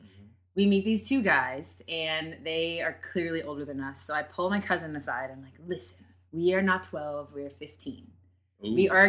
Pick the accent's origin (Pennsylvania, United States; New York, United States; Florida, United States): Florida, United States; I'm from Florida.